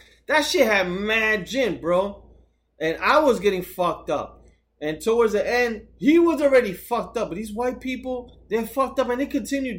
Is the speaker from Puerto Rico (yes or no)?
yes; Puerto Rico